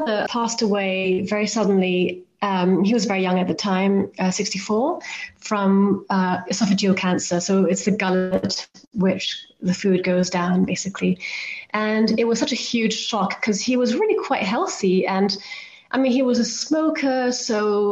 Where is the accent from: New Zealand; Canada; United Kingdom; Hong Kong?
Hong Kong; I grew up in Hong Kong, where I'm originally from